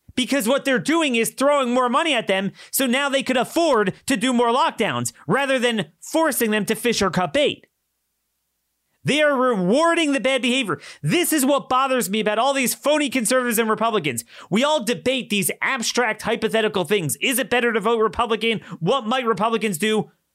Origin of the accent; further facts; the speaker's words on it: Maryland, United States; My home state has ninety-seven percent compliance in Maryland